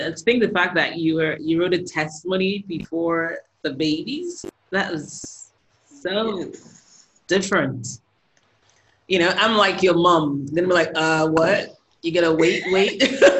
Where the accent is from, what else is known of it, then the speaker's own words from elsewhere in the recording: Nigeria; I'm Nigerian as well